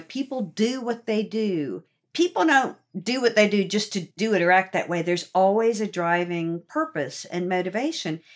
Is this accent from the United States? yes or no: yes; Norfolk, Virginia, United States; I grew up in Norfolk